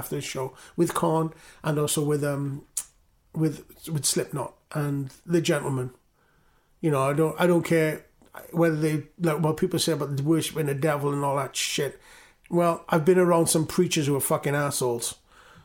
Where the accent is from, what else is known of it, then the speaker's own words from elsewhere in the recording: Newport, Wales, United Kingdom; I'm from Newport